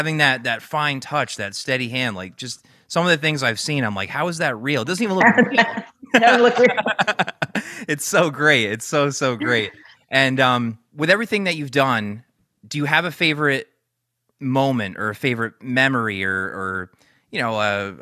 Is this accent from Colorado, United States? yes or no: no; Newtown, Connecticut, United States; Newtown, Connecticut, my hometown.